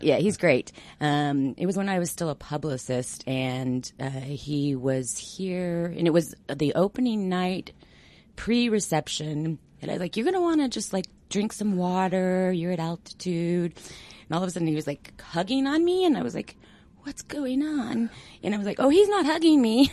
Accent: Denver, Colorado, United States; also born or lived in Greenwood Village; I'm a Denver native.

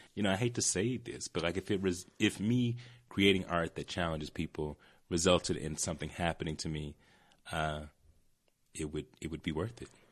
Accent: Atlanta, Georgia, United States; moved away; growing up in Atlanta, you know, I was around enough people who like wanted to fight me

